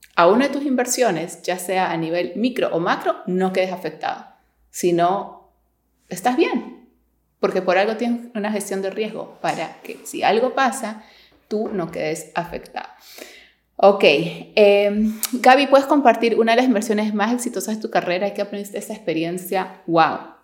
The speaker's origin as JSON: {"language": "Spanish", "country": "Peru", "also_born_or_lived": "New York, United States", "moved": "as an adult", "lives_now": "Miami, United States", "said": "yo soy de Perú, me mudé a Nueva York a estudiar."}